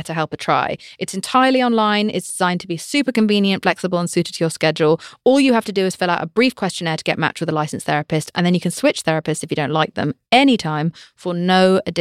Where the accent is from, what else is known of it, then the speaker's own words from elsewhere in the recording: United Kingdom; I'm British